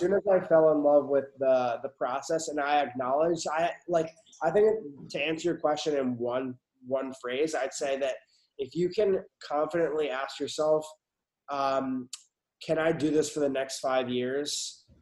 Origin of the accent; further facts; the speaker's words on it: Westchester, New York, United States; now in Houston, United States; I'm originally from Westchester